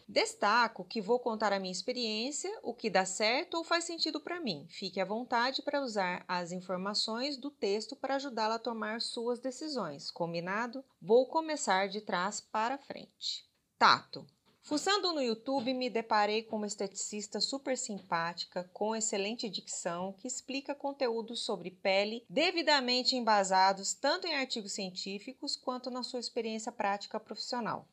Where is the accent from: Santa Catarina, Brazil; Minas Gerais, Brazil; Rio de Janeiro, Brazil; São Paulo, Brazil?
Minas Gerais, Brazil; como boa mineira